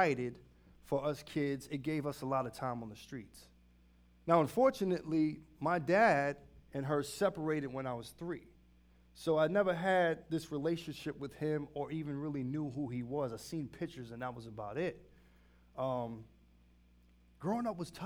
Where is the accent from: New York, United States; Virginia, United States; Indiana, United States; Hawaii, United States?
New York, United States; New York City; moved away as an adult; I grew up in New York City in the 80s. And if you know anything about South Bronx